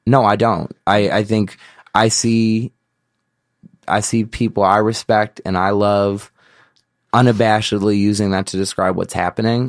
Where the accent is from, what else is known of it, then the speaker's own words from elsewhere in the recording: Chicago, Illinois, United States; I was from Chicago